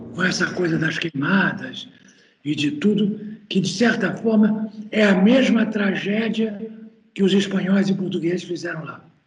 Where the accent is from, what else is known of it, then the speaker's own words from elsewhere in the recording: Santa Maria, Rio Grande do Sul, Brazil; lá na região de Santa Maria, onde eu nasci